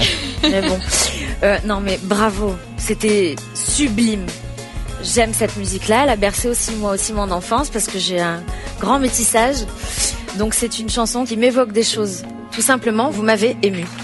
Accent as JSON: {"language": "French", "town": "Beirut", "region": "Beirut Governorate", "country": "Lebanon", "said": "Je viens du Liban, de Beyrouth."}